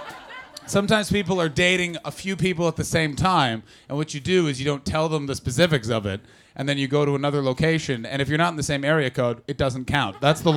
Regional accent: Canada; I fucking hate when Americans do like, we saved you in WW1 and WW2 because I'm a Canadian.

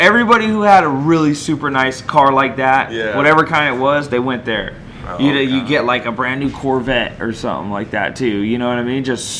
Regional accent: Monterey County, California, United States; in my hometown, we all had an old school hamburger spot called Roy's.

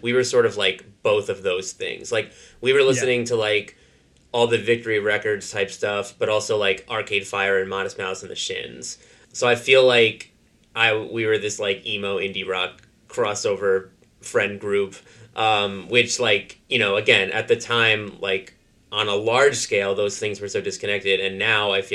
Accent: Westchester, New York, United States; I grew up in Westchester

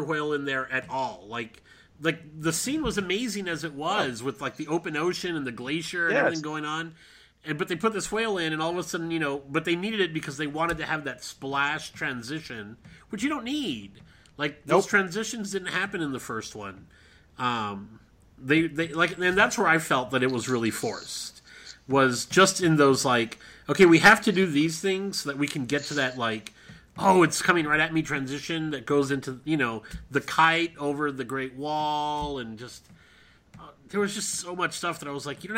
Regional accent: Texas, United States; also born or lived in Florida; now in California, United States; I'm from Texas

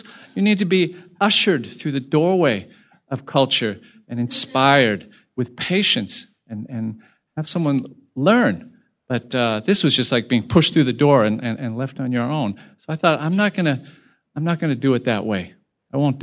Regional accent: United States; now in Hong Kong; My parents were originally from China and moved to Taiwan and moved to the United States

